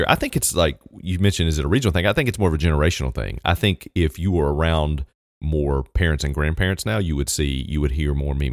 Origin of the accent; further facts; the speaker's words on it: New Zealand; I'm from New Zealand